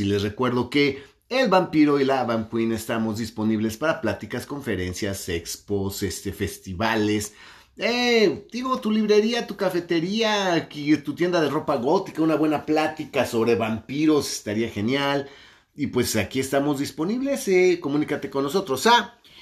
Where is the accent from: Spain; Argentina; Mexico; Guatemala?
Mexico; mi país, México